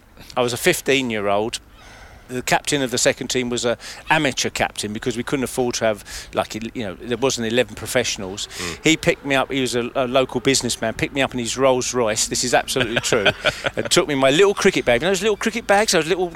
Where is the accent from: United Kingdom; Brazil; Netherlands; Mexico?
United Kingdom; London; moved away as an adult; also born or lived in Shenfield, Essex; now in Ingatstone, United Kingdom; I was brought up in Leightonstone, which is about a mile and a half from what was then the Leighton County Ground, where we played county cricket. I played in the last game there in 1977. And basically, I live at just up the road at Ingatstone.